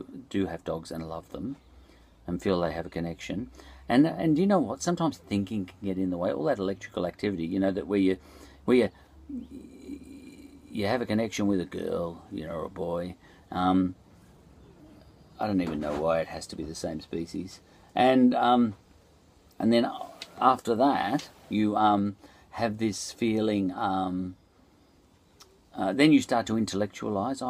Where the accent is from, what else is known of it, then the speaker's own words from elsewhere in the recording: Australia; I'm an Australian